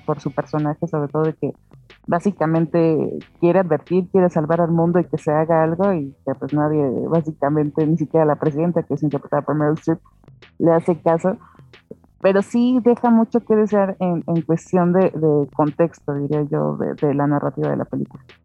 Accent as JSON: {"language": "Spanish", "country": "Mexico", "said": "como mexicana"}